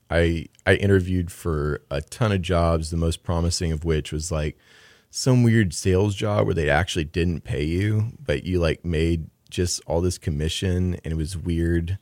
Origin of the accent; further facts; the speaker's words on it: San Antonio, Texas, United States; also born or lived in Madison; now in Houston, United States; I'm from San Antonio, and we just made a home here.